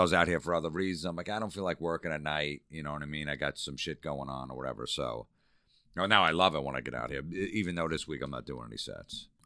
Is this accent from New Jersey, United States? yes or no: yes; New Jersey, United States; growing up in Jersey